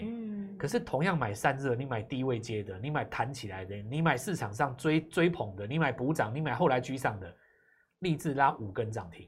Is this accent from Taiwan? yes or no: yes; Taiwan; 在我们台湾